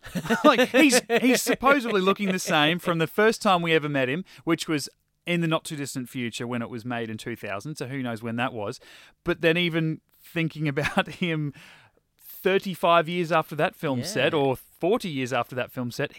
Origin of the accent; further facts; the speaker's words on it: Australia; Hugh being another Aussie